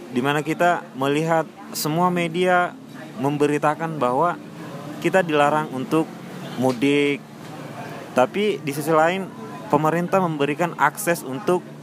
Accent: Makassar, South Sulawesi, Indonesia; moved away as an adult; now in Yogyakarta, Indonesia; Saya asalnya dari Sulawesi

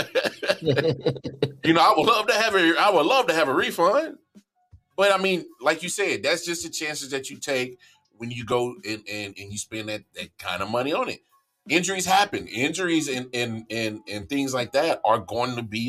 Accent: Midwest, United States; now in North Carolina, United States; I'm from the Midwest. We call it pop.

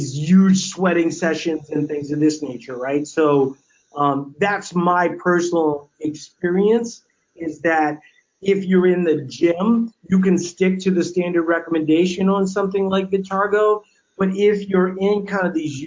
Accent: Louisiana, United States; growing up in Louisiana

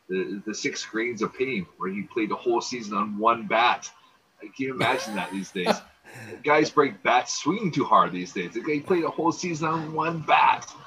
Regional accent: Seattle, Washington, United States; growing up in Seattle

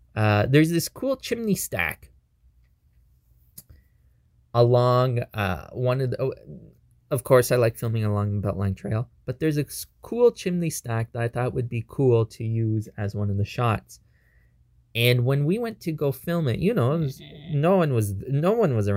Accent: Toronto, Ontario, Canada; we're from Toronto

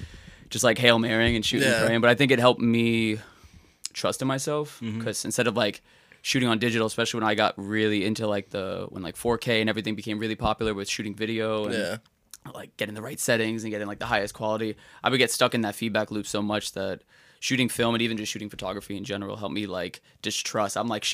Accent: Florida, United States; also born or lived in Brooklyn, United States; So born in Brooklyn in 92, moved to Florida around like 2000, 2001.

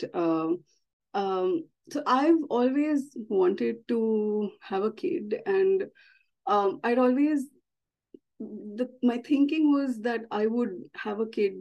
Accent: India; moved away as an adult; now in London, United Kingdom; I'm originally from India and I moved to the UK, 5 years ago now, in 2018.

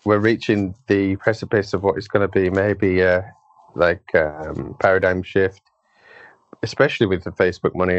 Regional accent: United Kingdom; As a Brit

